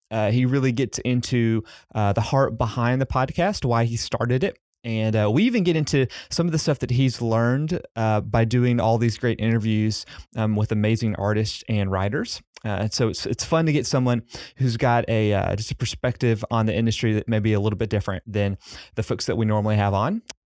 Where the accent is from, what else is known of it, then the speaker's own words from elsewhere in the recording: Southern US, United States; accent: Southern; my accent, uh, 'cause I have a pretty strong Southern one